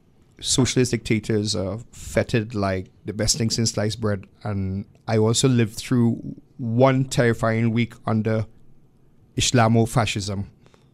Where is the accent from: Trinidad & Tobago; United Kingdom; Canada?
Trinidad & Tobago